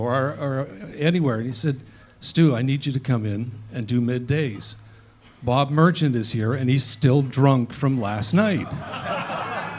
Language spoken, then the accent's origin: English; Vancouver, British Columbia, Canada; I grew up in Vancouver